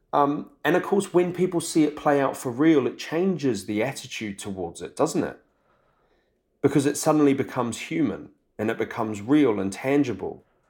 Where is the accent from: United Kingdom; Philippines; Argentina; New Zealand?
New Zealand; I'm from New Zealand